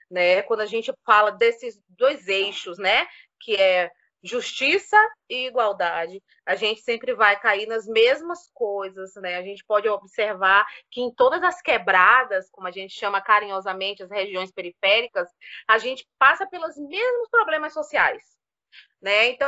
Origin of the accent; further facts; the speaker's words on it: Cachoeira, Bahia, Brazil; moved away as an adult; now in Campinas, Brazil; Então, eu sou baiana, assim, do recôncavo da Bahia, da cidade de Cachoeira, pertinho de Salvador. Vivi a vida inteira lá, me formei, né, ganhei experiência profissional, andei bastante, né, por aquela região da Bahia, do Nordeste. E vim para cá porque casei.